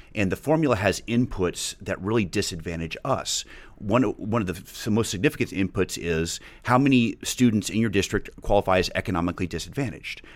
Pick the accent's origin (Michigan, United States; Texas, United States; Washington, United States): Texas, United States; Highland Park; I grew up in Highland Park